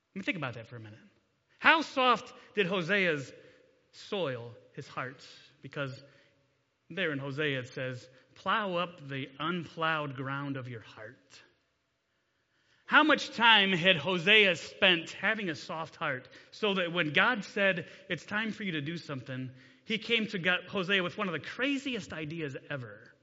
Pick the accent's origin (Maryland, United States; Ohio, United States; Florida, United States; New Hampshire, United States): Ohio, United States; Delta; also born or lived in Grayson, Kentucky; I grew up in Delta. I graduated from Delta High School a long time ago.